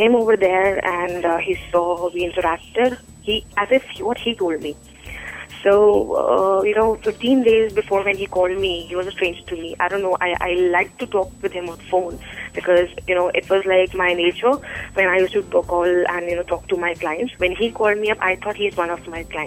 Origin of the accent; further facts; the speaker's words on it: Delhi, India; I'm from Delhi